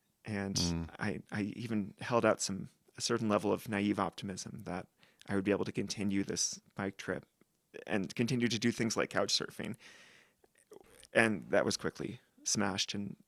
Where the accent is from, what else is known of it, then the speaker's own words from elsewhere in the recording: West Coast, United States; that ties back to us growing up on the West Coast of the US.